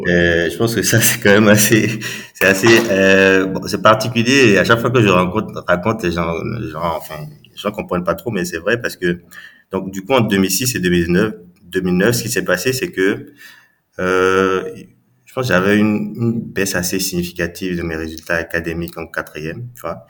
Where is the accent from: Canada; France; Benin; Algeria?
Benin; Cotonou, Littoral; j'ai grandi donc à, je suis né au Bénin à, Cotonou